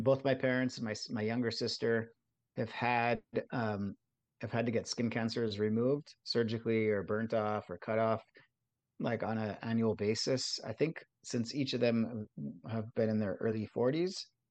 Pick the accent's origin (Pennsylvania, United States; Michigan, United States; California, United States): California, United States; Southern; I, I grew up in Southern California in, in a beach town